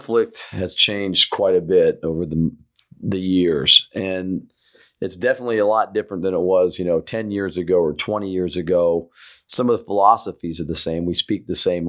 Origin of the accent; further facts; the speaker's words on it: United States; I'm an American